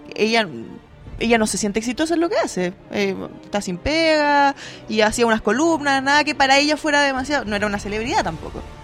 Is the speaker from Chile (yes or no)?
yes; Concepción, Biobío, Chile; moved away; Concepción, obviamente, en mi ciudad, mi, mi casa